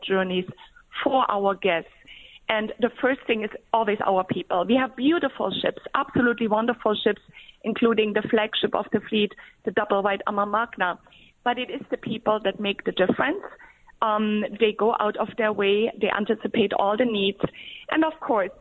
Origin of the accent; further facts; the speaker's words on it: Germany; I was born in Germany on a different river.